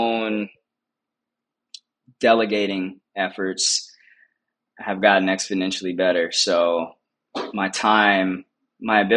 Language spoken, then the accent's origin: English; Compton, California, United States; also born or lived in Inglewood; being born and raised in Compton